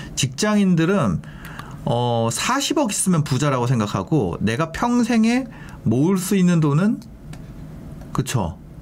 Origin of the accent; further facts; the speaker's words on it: Gangneung, Gangwon, South Korea; moved away; 고향이 강릉이거든요.